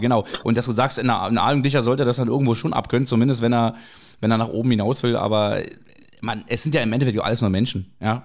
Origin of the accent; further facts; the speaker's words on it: Berlin, Germany; Berlin ist meine Heimat, aber Hamburg ist so mein, mein bester Freund.